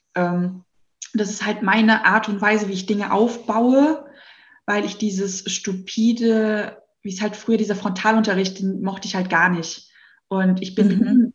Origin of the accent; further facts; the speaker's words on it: Hesse, Germany; accent: Hessian; Ich merke auch immer, ich bin Hesse. Man hört es teilweise nicht so, weil ich mhm. so hessisch erzogen worden bin.